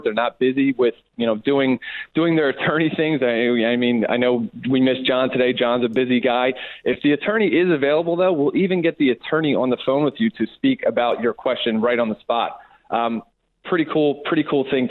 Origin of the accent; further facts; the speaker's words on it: Philadelphia, Pennsylvania, United States; now in California, United States; originally I'm from Philadelphia. When I came out to California